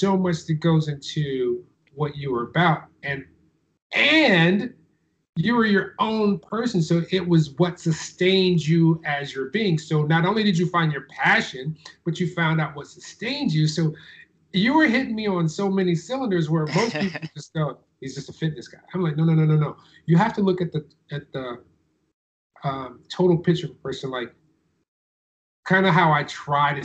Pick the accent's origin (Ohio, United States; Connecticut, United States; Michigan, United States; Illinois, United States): Michigan, United States; Detroit; I grew up in Detroit